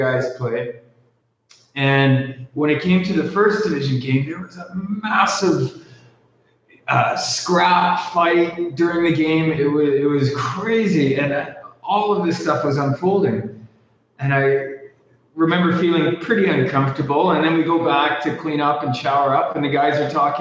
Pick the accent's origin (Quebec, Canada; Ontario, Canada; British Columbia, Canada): British Columbia, Canada; Vancouver; first language English; moved away as an adult; also born or lived in Guatemala; now in Dominican Republic; I'm originally from Canada, yeah, from British Columbia, Vancouver area